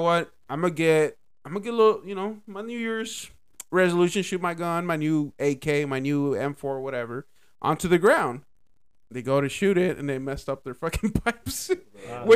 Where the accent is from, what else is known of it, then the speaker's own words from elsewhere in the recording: Dallas, Texas, United States; growing up in Oak Cliff in that area, it was a little bit different compared to like, because like where I grew up, I guess it's like Central Oak Cliff